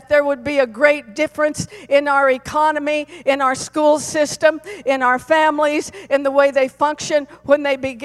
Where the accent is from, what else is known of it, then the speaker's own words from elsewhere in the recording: Colorado, United States; I was born and raised in Colorado, and I love my home state